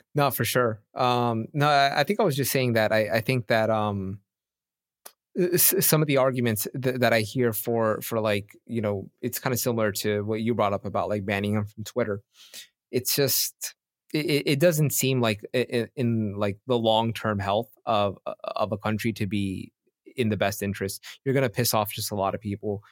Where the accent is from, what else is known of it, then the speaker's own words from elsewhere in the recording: United States; I'm from America